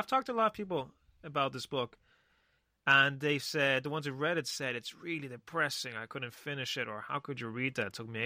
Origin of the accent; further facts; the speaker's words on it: Spain; I grew up in Spain